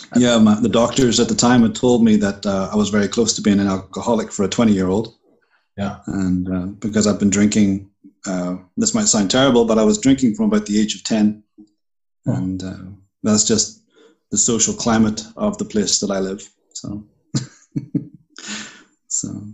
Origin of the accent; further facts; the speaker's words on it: Bangor, Northern Ireland, United Kingdom; moved away as an adult; also born or lived in Puerto Rico; I'm from Northern Ireland. I was uh, born in Bangor